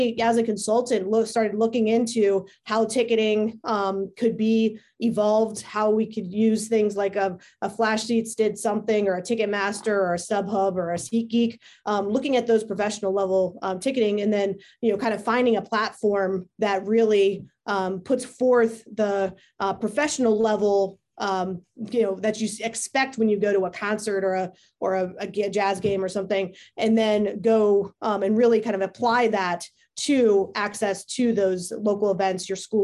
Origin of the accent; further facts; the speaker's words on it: Hudson, Ohio, United States; also born or lived in Pittsburgh, Pennsylvania / Virginia / Cleveland, Ohio; I was born in Pittsburgh, Pennsylvania. Grew up in Hudson, Ohio